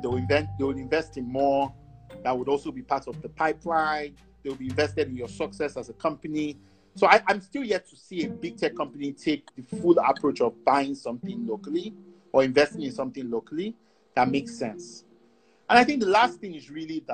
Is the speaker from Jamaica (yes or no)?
no; Nigeria; moved away; also born or lived in Canada; I would still just only have a Nigerian passport